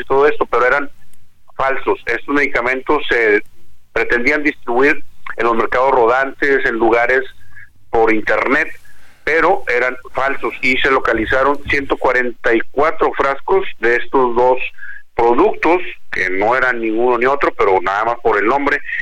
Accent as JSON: {"language": "Spanish", "town": "Monterrey", "region": "Nuevo León", "country": "Mexico", "said": "Ahí somos los regios."}